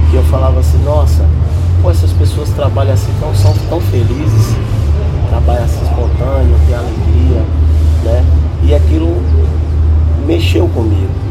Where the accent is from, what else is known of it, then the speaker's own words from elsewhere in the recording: Salvador, Bahia, Brazil; moved away as an adult; also born or lived in Guaíra; now in Ribeirão Preto, Brazil; A gente é de Salvador, né? Da Bahia, Bahia Salvador.